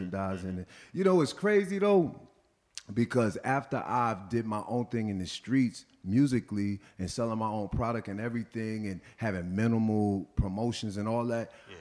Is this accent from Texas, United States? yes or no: no; Orangeburg, South Carolina, United States; moved away as an adult; also born or lived in Stamford, Connecticut / New York / Atlanta; I grew up originally in Orangeburg, South Carolina.